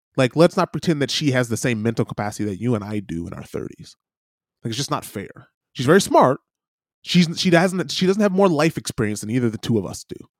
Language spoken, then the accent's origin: English; United States; now in New Zealand; I still represent my country. I'm still an American